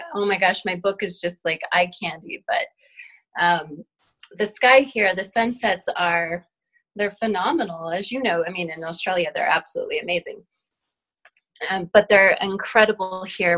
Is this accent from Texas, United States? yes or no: no; New Mexico, United States; My family has been Native New Mexicans for many lineages